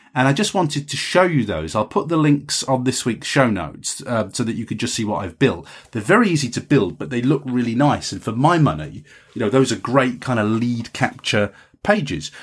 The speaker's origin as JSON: {"language": "English", "region": "England", "country": "United Kingdom", "said": "as an English writer"}